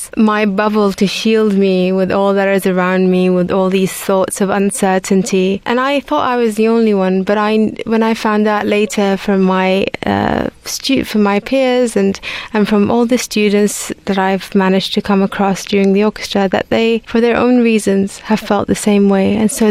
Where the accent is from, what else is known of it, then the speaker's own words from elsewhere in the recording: Baghdad, Baghdad Governorate, Iraq; English is a second language; moved away as an adult; I was born in Baghdad and I lived the majority of my life there up until I was 18. So I established the orchestra while I was still in Baghdad.